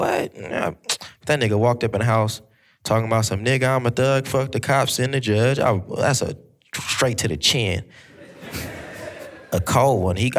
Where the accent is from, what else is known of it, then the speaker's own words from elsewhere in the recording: Long Beach, California, United States; I'm from Long Beach.